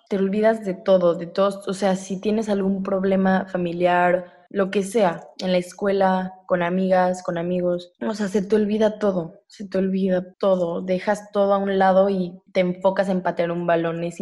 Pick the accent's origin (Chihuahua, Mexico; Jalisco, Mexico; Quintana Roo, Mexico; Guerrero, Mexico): Jalisco, Mexico; Guadalajara; also born or lived in San Antonio; soy de Guadalajara, Jalisco